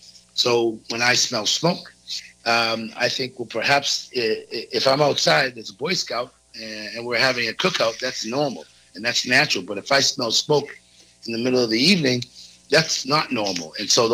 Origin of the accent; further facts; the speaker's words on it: East Coast, United States; I grew up on the East Coast at a time when being gay was very negative